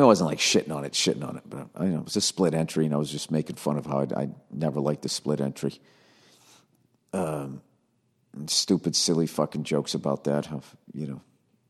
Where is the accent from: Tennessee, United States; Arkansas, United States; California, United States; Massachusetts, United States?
California, United States; Hollywood; I'm from Hollywood.